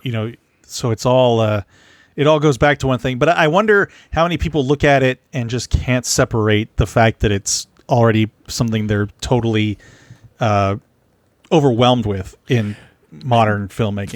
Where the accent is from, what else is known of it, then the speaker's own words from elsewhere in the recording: San Antonio, Texas, United States; I'm from San Antonio